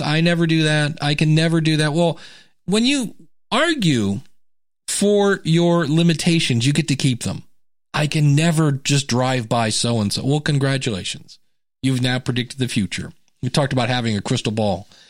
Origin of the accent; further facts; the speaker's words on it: United States; I'm an American.